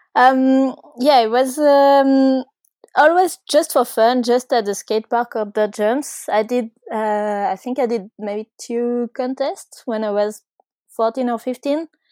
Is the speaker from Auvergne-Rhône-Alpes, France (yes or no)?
yes; Ardèche, Auvergne-Rhône-Alpes, France; I grew up in Ardèche, which is, uh, kind of south of France, but not too south